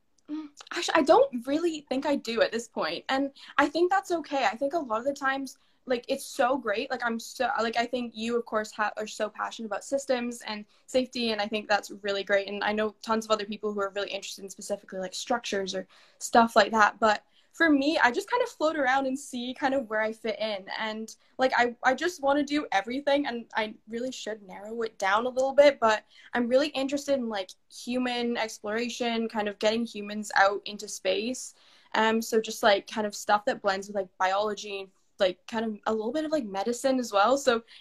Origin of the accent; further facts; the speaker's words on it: Canada; also born or lived in Scotland / Italy; I would describe myself as I'm a proud Canadian, but also part-time Scot and Italian. So you'll hear my accent kind of change.